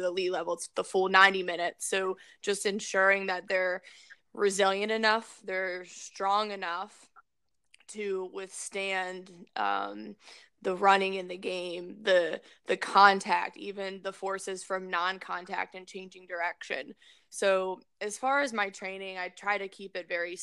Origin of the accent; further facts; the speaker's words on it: Maryland, United States; growing up in Maryland was an ideal situation